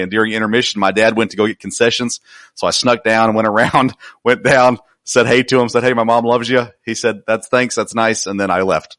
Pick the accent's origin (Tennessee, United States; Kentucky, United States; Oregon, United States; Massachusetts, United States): Tennessee, United States; Nashville; I grew up near Nashville, Tennessee